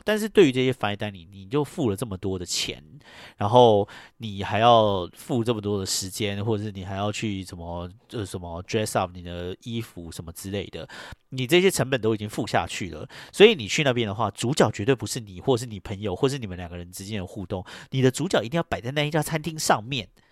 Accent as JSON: {"language": "Chinese", "country": "Taiwan", "tie": "born or raised there", "moved": "as an adult", "lives_now": "New York, United States", "said": "我一个就是这种在台湾出生长大的本土台湾人移民到这边来的"}